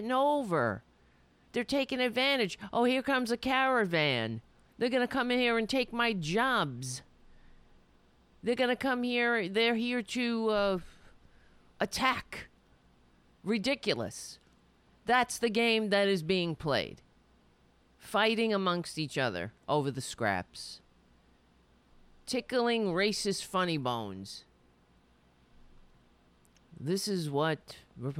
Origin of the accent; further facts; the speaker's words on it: United States; being an American